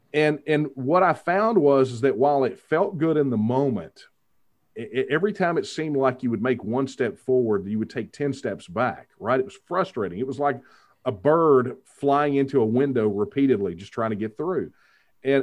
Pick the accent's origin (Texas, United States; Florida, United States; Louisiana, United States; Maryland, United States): Texas, United States; my hometown. It was a hometown, a little over 5,000 people